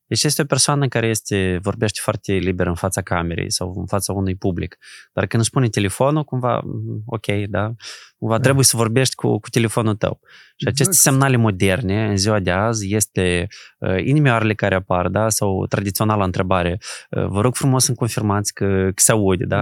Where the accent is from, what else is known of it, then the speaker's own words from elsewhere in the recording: Moldova; noi suntem moldoveni